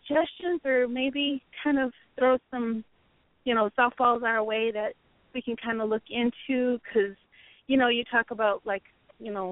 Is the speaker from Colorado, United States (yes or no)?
yes; Colorado, United States; moved away as an adult; now in Hawaii, United States; I'm actually from Colorado